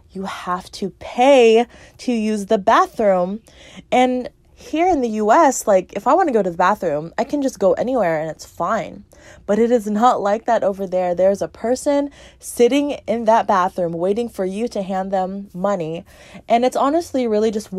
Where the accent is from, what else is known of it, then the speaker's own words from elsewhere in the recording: United States; as an American